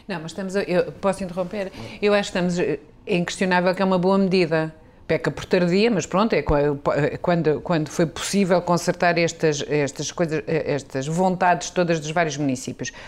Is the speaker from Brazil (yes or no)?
no; Lisbon, Portugal; eu sou lisboeta, vivo cá há 54 anos